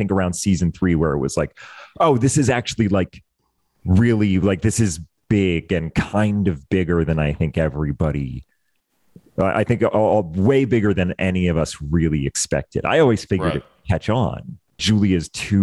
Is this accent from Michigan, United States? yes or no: no; Maine, United States; moved away; my whole family is still out there. My sister, my brother, their kids, and my parents, aunts and uncles, they're all still out there